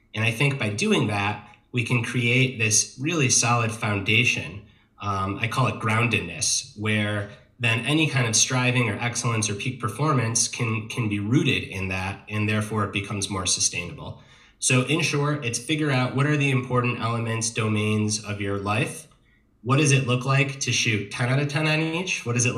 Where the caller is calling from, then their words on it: Asheville, North Carolina, United States; I am calling from Asheville, North Carolina, which is in the mid-Atlantic portion of the United States.